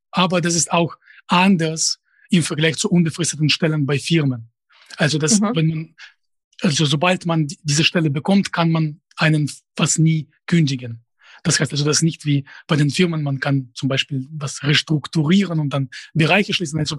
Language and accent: German; Russia; first language Russian; German is a second language; einfacher und auf Russisch weiß ich nicht. Das, das wäre einfach in, in bestimmten Sinne. Natürlich, das ist meine Muttersprache. Sie kann nicht ohne Akzent sprechen, aber ich habe keine Ahnung, wer meine Zielgruppe sein würde. Also ich befinde mich außerhalb des äh, Zusammenhangs mit Russland seit äh, 2007 schon